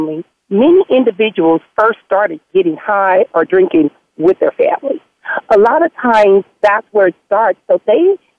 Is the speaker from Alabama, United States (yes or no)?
no; Compton, California, United States; growing up in Compton